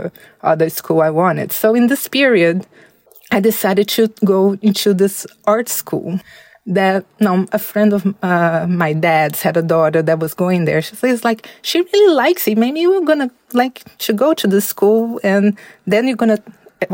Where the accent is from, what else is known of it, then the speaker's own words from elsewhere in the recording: Belo Horizonte, Minas Gerais, Brazil; also born or lived in São Paulo, Brazil; I was raised in Minas Gerais.